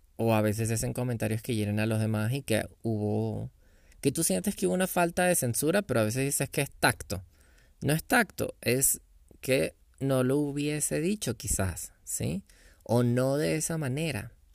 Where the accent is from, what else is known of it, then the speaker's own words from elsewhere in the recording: Venezuela; yo soy venezolano